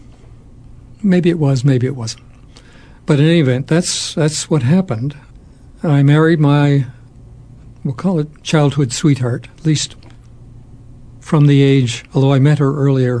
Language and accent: English; Toronto, Ontario, Canada; moved away; we went to a school called Central Tech in Toronto High School